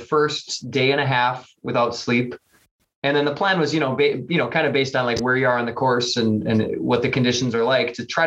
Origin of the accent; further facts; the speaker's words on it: Wisconsin, United States; we're from Wisconsin